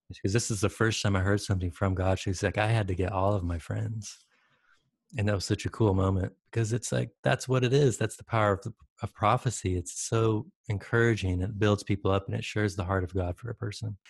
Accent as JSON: {"language": "English", "region": "Michigan", "country": "United States", "tie": "born or raised there", "also_born_or_lived": "Detroit, Michigan / Salt Lake City, Utah", "moved": "as an adult", "lives_now": "San Diego, United States", "said": "I grew up in Michigan."}